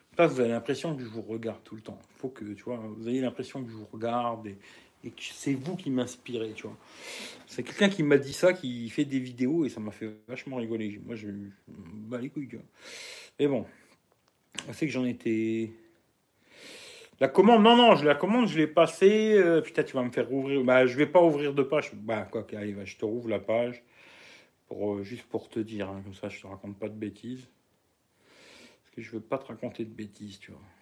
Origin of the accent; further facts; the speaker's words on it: France; je suis français, mais pas loin de la Belgique